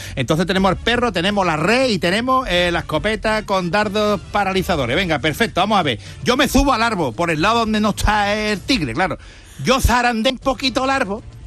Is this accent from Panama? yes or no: no; Lepe, Andalusia, Spain; Yo soy de Lepe